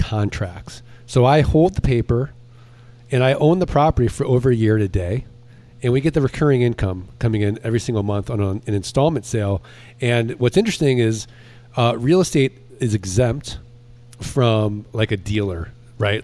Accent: St. Louis, Missouri, United States

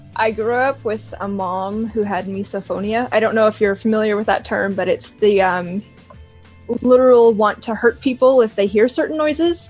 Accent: Colorado, United States; I'm from Colorado

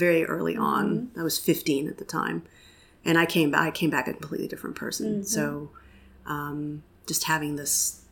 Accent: Austin, Texas, United States; also born or lived in Waco, Texas; I'm born and raised in Austin because I went through all my schooling here

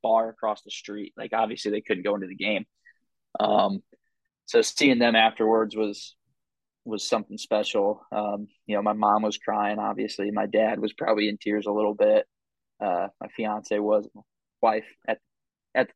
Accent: Southern Illinois, United States; also born or lived in St. Louis, Missouri; I grew up in Southern Illinois, like 15 minutes from the city. So I'd always just considered St. Louis as home

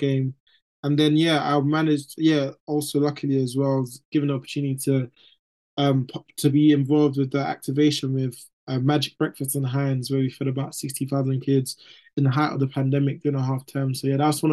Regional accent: London, United Kingdom; I'm from East London

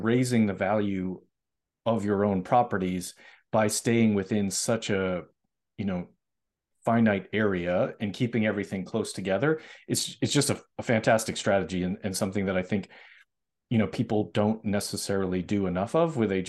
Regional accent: Massachusetts, United States; I'm originally from Massachusetts, so I know, I have friends that live in Rochester.

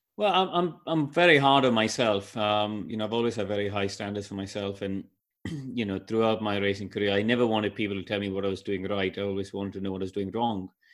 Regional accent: India; when I grew up in India

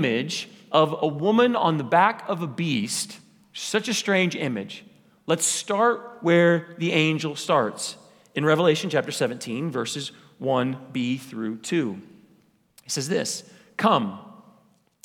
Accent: Wichita, Kansas, United States; I grew up in College Hill. College Hill is a little part of Wichita.

